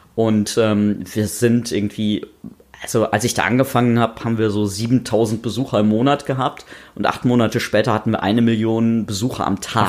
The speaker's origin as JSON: {"language": "German", "region": "North Rhine-Westphalia", "country": "Germany", "tie": "born or raised there", "said": "ich bin in Nordrhein-Westfalen aufgewachsen, irgendwo auf dem Land"}